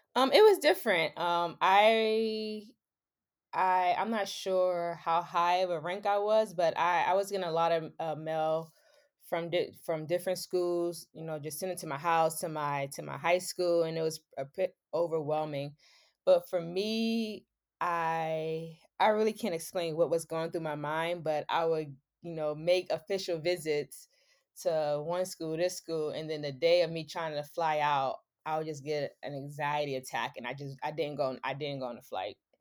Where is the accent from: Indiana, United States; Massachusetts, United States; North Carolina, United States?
Massachusetts, United States; Boston; being from Boston and I grew up in Mission Hill Projects